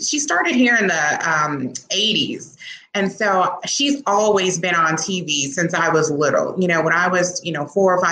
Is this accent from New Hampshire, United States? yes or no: no; Chicago, Illinois, United States; I'm born and raised in the Chicagoland area, south suburbs. But I was born on the, you know, west side of Chicago